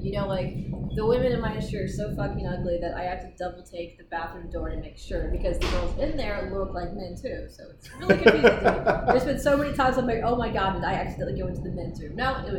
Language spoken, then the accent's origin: English; Detroit, Michigan, United States